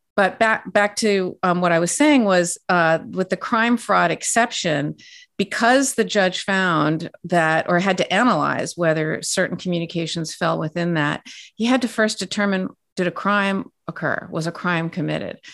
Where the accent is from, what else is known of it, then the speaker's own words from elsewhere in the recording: California, United States; I'm from California, born and raised